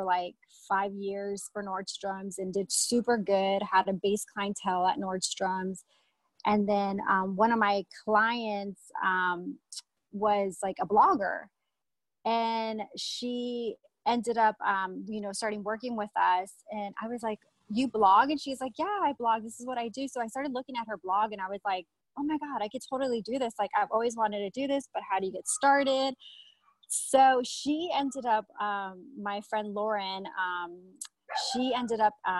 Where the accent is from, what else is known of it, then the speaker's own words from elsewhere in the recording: California, United States; moved away as an adult; also born or lived in Los Angeles; now in Las Vegas, United States; I'm originally from California